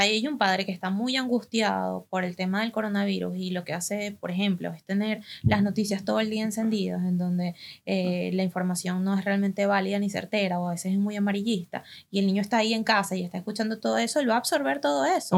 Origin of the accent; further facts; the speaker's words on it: Venezuela; now in Argentina; nosotras que venimos desde Venezuela